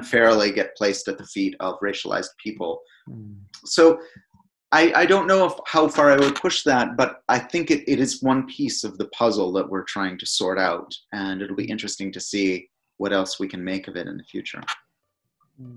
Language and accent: English; Canada; now in United Kingdom; In my home country of Canada